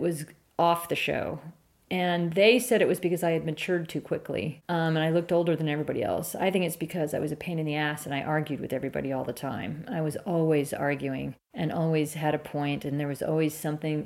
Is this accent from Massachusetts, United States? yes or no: no; San Francisco, California, United States; also born or lived in Marin County / Mendocino; I grew up in San Francisco, and then we moved to Marin as a young preteen